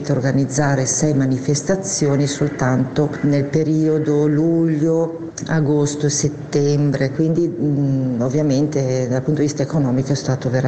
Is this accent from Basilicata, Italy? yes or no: no; Crema, Lombardy, Italy; sono di Crema, in provincia di Cremone.